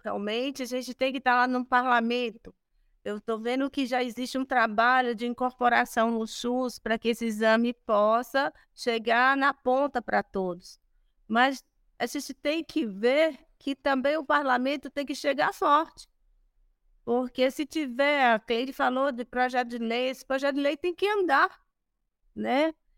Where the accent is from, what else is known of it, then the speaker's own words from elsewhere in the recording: Brazil; Nós somos brasileiros